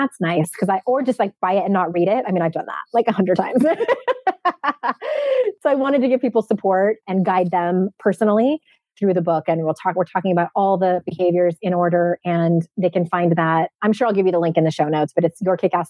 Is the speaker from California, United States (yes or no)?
yes; San Diego, California, United States; my hometown of San Diego